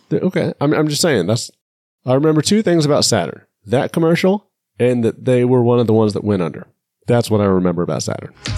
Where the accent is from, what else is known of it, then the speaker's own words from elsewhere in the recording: United States; I'm American